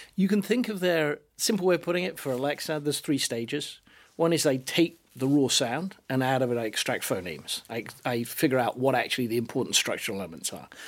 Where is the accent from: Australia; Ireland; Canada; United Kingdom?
United Kingdom; accent: British; now in United States; I live in America, and it even now recognizes my British accent